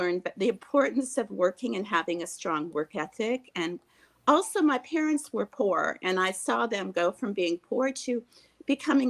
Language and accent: English; Ohio, United States; as the little girl, I grew up in Ohio. I grew up in a rural area